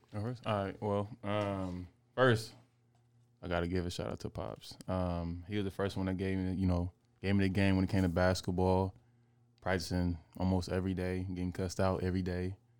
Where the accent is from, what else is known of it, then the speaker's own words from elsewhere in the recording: Oakland, California, United States; growing up in Oakland